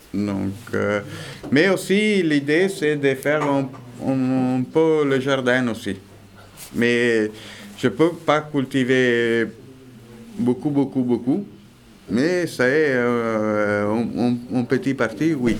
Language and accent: French; Italy; French is a second language; now in Veix, France; je suis italien